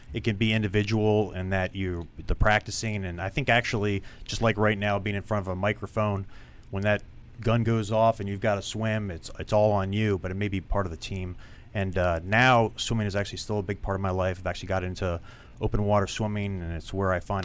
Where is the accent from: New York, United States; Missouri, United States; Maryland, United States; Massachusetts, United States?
Maryland, United States; Bethesda; Bethesda, Maryland